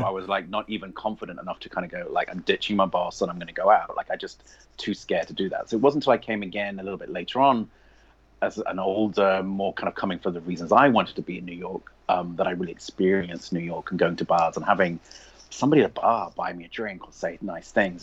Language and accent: English; England, United Kingdom; moved away as an adult; also born or lived in London / Northern Ireland / Essex; now in United States; Obviously, I'm English. I grew up in England.